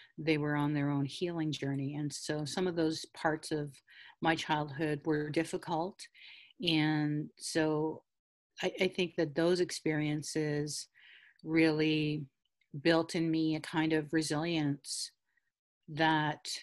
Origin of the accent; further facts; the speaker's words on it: Taykwa Tagamou Nation, north of Cochrane, Ontario, Canada; I'm from Tequotagamo Nation, and we were historically called New Post First Nation or New Post Band, based upon where our treaty was signed, which is near the New Post of Hudson's Bay Company. And so we were from that area, which is north of Cochrane.